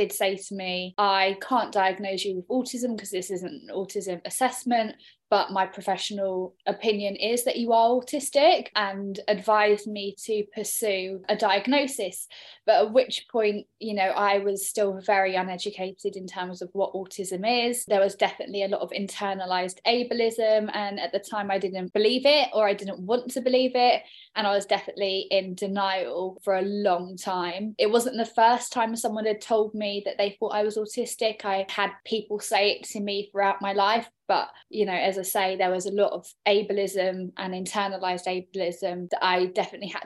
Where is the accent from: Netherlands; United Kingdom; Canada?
United Kingdom; Bristol, South West England; now in London, United Kingdom; I'm originally from Bristol